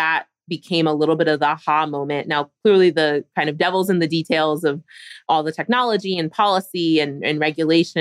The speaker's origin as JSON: {"language": "English", "town": "Philadelphia", "region": "Pennsylvania", "country": "United States", "tie": "born or raised there", "said": "I grew up in Philadelphia."}